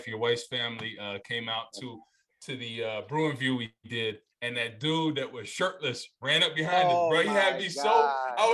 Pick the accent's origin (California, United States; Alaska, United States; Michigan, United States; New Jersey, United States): New Jersey, United States; Rutherford; I'm from Rutherford